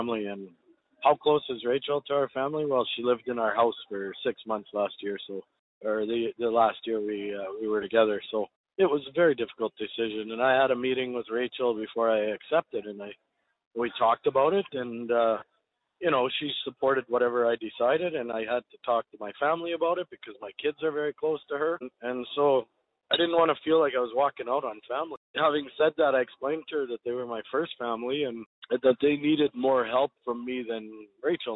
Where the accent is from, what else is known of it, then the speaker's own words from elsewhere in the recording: Canada; I'm Canadian. I'm as proud of a Canadian as anyone is of their own country.